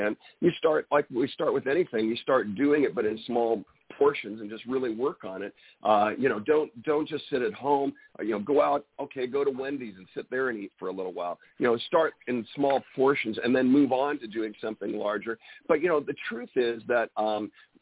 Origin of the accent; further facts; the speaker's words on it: California, United States; I'm from California